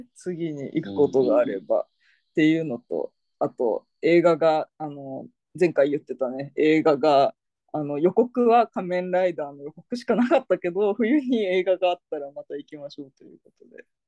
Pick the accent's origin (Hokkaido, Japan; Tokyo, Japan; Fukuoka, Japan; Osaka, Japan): Fukuoka, Japan; moved away; その地元の福岡県では、もう潰れちゃったんだけど、貸し会園っていう